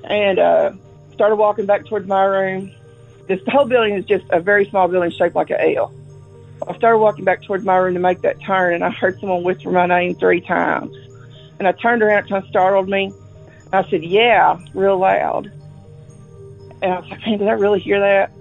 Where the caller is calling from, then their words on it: Risco, Missouri, United States; I'm calling from Missouri. A lot of things have happened at the school in the town that I live in. I live in a teeny tiny town called Risco.